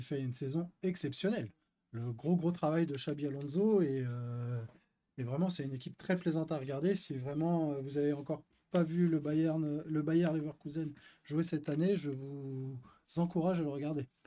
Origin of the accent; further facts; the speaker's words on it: France; On est, nous sommes français